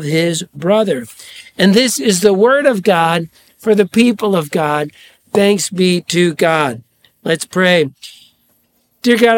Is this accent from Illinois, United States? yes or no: yes; Charleston, Illinois, United States; now in Washington, Illinois, United States; I grew up in Charleston, Illinois